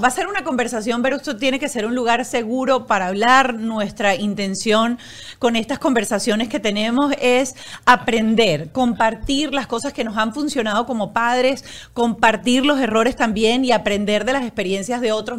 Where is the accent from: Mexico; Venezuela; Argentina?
Venezuela; los que somos venezolanos